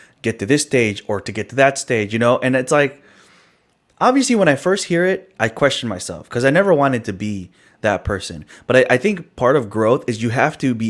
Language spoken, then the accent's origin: English; Chicago, Illinois, United States; also born or lived in California; I grew up, I was born in California, right? I grew up in the city of Chicago